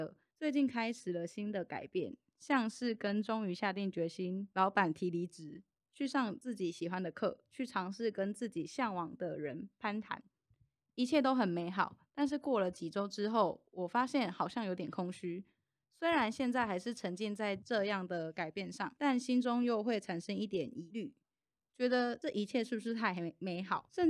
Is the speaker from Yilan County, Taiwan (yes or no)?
no; Changhua County, Taiwan; 我是彰化人。